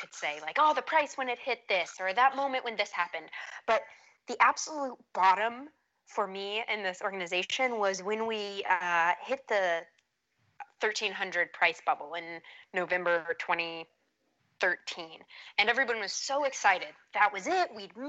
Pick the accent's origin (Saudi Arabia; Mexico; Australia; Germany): Saudi Arabia; now in United States; So my accent's one of those, a bit of a like mutt. I grew up in Saudi Arabia and there was a lot of people from around the world there. So got a bit of a mutt accent and then never couldn't get on board with the Texan accent